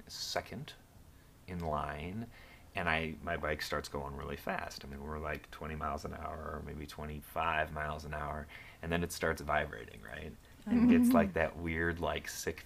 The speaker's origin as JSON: {"language": "English", "town": "Libertyville", "region": "Illinois", "country": "United States", "tie": "born or raised there", "said": "when I was growing up in Libertyville"}